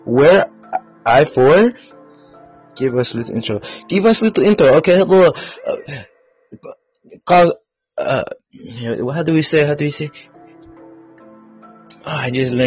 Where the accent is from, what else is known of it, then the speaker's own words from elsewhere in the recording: United States; I'm an American